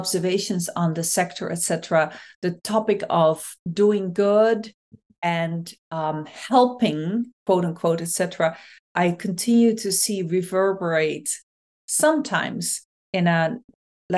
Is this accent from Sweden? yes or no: no; Netherlands; moved away as an adult; also born or lived in Cambodia; now in United States; I was born in the Netherlands and I lived there for the first 30 years.